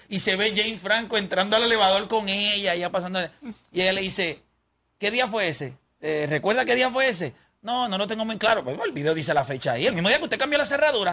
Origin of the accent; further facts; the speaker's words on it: Puerto Rico; nosotros somos la mejor raza del mundo. El boricua, no el latino